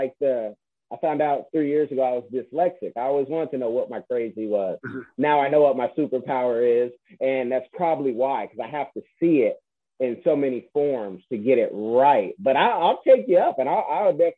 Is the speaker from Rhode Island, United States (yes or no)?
no; the Bay Area, California, United States; also born or lived in Seattle; now in Florida, United States; I'm from the Bay Area